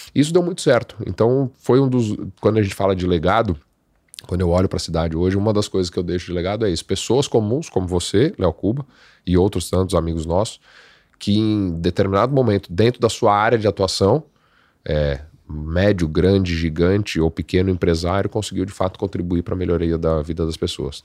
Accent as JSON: {"language": "Portuguese", "town": "Guaratinguetá", "region": "São Paulo", "country": "Brazil", "tie": "born or raised there", "said": "eu sou de Guaratinguetá, Vale do Paraíba"}